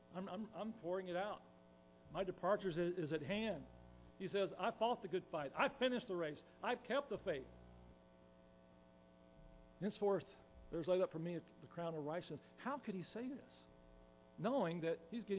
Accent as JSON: {"language": "English", "region": "Tennessee", "country": "United States", "said": "us people from Tennessee, which I'm from Tennessee"}